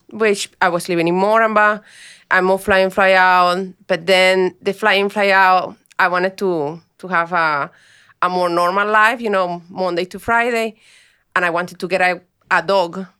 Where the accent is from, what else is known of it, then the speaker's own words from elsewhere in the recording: Colombia; English is a second language; moved away as an adult; now in Australia; I was a high performance employee back home, and I came here